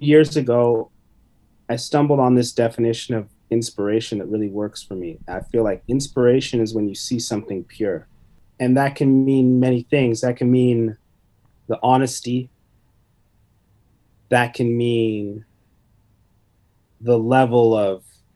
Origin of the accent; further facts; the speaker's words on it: London, Ontario, Canada; also born or lived in Vancouver; now in Toronto, Canada; I grew up in London.